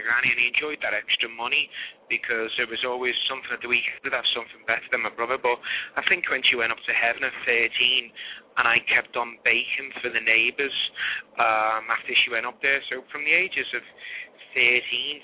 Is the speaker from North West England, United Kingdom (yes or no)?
yes; Liverpool, North West England, United Kingdom; moved away; growing up there, we never had no money